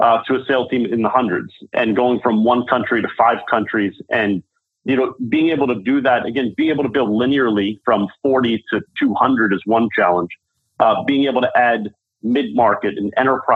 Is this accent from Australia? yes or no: no; New York City, New York, United States; moved away as an adult; now in San Francisco, United States; I'm a New Yorker at heart